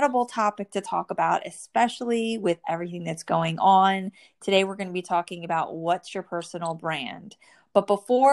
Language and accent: English; New Jersey, United States; I'm from the Northeast, and I grew up in New Jersey.